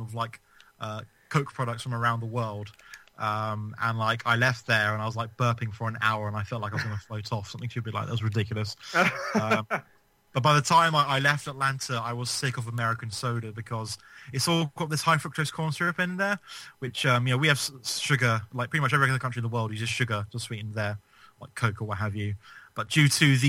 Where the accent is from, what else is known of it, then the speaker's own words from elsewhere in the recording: England, United Kingdom; I'm English. I live in England